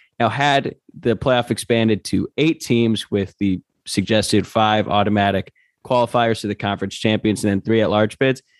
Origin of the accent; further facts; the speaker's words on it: Louisville, Kentucky, United States; now in Los Angeles, United States; I'm living in Los Angeles, Luke lives in Chicago, and I'm from Louisville too.